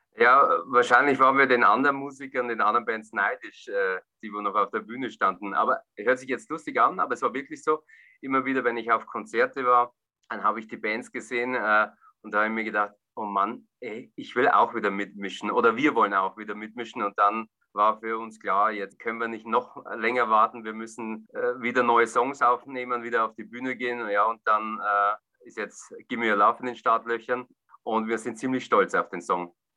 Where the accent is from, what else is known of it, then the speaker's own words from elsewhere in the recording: Bavarian Forest, Germany; In meiner Heimatstadt, im Furtwinwald, im Bayerischen Wald